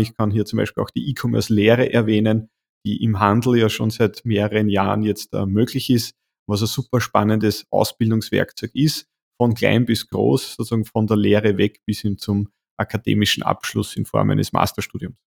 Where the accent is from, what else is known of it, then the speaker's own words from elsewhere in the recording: Waldviertel, Lower Austria, Austria; bin gebürtiger Waldviertel, also Niederösterreicher